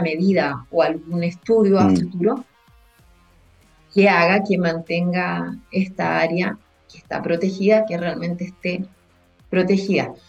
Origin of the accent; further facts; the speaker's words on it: Punta Arenas, Magallanes and Chilean Antarctica, Chile; also born or lived in Valdivia; soy nacida y criada acá en Punta Arenas